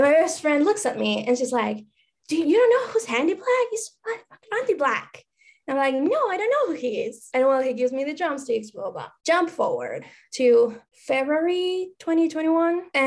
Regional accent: Argentina; English is a second language; now in Los Angeles, United States; First of all, I'm sorry for my accent. English is my second language. Maybe you saw me on Twitter, and I'm actually from Argentina, but I live in the States right now in LA, California, sunny California.

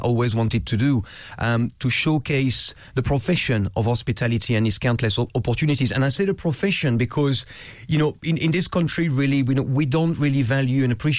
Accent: France; Growing up in France

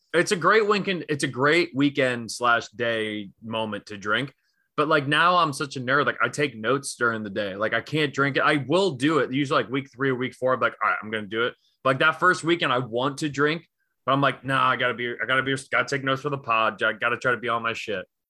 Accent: Northeast, United States; I grew up in the Northeast

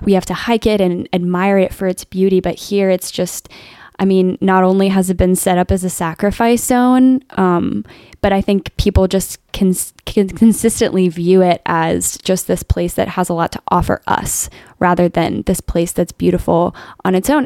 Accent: Alexandria, Virginia, United States; moved away as an adult; also born or lived in San Francisco; now in Baton Rouge, United States; I grew up in Alexandria, Virginia

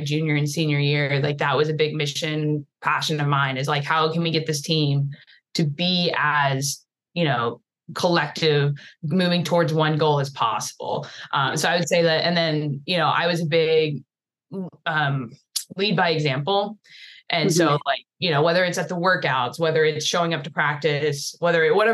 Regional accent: Houston, Texas, United States; moved away; I'm from Houston

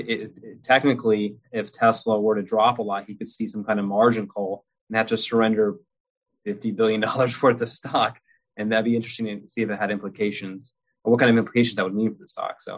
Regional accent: United States; I grew up in America

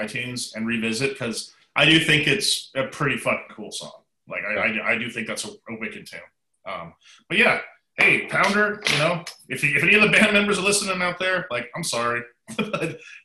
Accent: Canada; from my home country of Canada

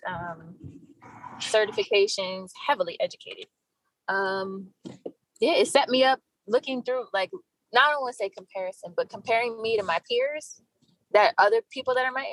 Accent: New Jersey, United States; now in Texas, United States; I'm originally from Jersey.

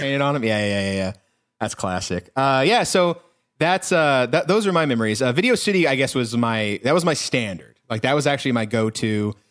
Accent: Texas, United States; I am from a small Texas town where we did not have a blockbuster.

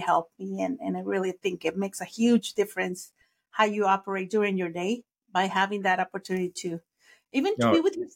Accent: Mexico; first language Spanish; English is a second language; moved away; I'm from Mexico, so I was born in Mexico, raised in Mexico, so my first language is Spanish.

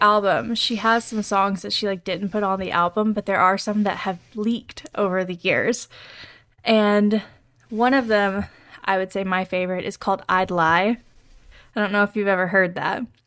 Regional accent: the South, United States; we grew up in the South

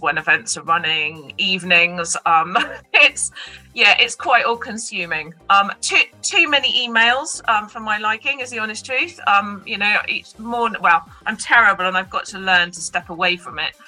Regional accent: Devon, South West England, United Kingdom; I've always been southern based just by nature of, you know, being kind of born and bred in Devon

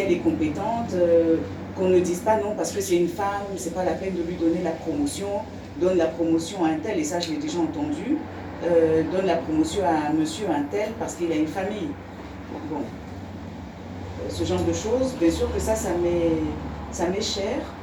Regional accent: Côte d’Ivoire; also born or lived in France; now in Mauritius; je viens de, je viens de Côte d'Ivoire

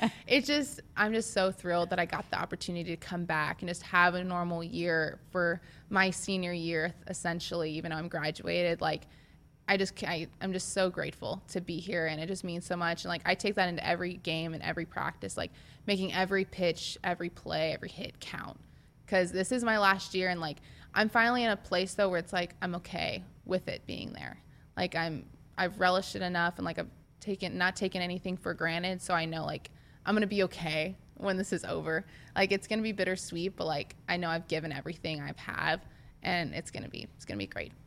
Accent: Nebraska, United States; I'm from Nebraska, and I played for Nebraska

